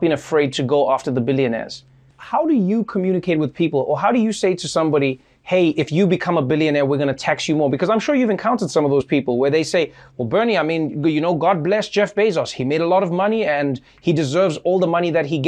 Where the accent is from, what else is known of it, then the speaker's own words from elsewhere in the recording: South Africa; moved away; as a South African